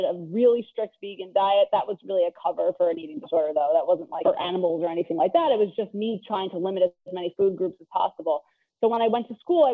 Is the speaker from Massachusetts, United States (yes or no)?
no; New York City, New York, United States; I grew up in Queens, New York